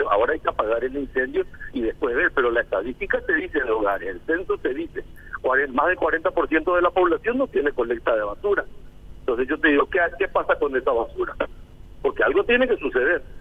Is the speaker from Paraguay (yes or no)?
yes; Paraguay; O sea, somos todos paraguayos y nada de los paraguayos nos es ajeno.